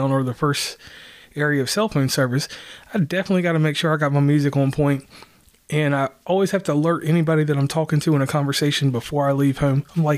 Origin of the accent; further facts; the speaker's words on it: Lynchburg, Virginia, United States; now in West Virginia, United States; I am from West Virginia. That's where I live. I am originally from Virginia, the town of Lynchburg. And from that place, I left and I have been a West Virginian since over 15 years.